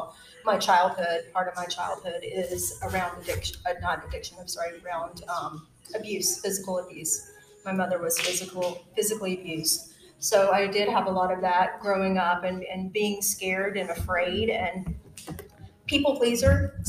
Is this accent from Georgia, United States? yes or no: yes; Georgia, United States; I was born and raised in Georgia, so this is definitely my stomping ground.